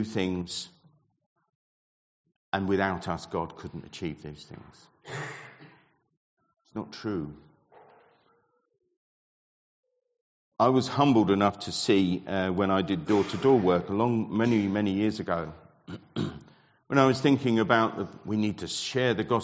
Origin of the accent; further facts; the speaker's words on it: Ipswich, East of England, United Kingdom; the church that I grew up in Ipswich